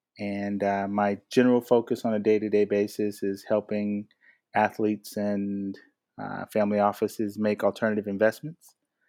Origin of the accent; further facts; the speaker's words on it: Atlanta, Georgia, United States; moved away as an adult; now in Los Angeles, United States; I am a Atlantan that's been in Los Angeles for the past 23 years pursuing a career in the entertainment business.